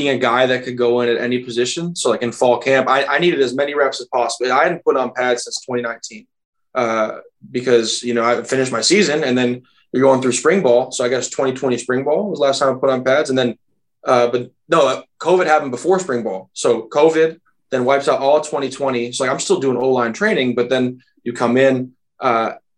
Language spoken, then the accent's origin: English; Minneapolis, Minnesota, United States; moved away; I'm from Minneapolis